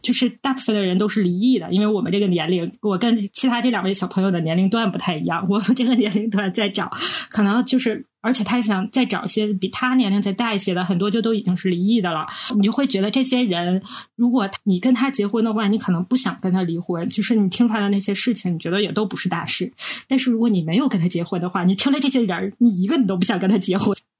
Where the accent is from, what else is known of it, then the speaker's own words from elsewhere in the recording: Northeast China, China; 我们是三个来自东北的ladies